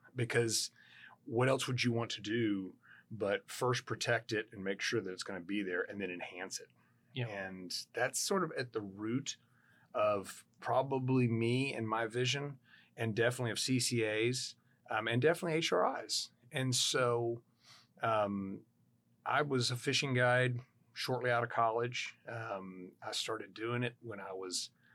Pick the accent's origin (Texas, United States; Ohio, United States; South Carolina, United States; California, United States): Texas, United States; Houston; growing up in Houston, Texas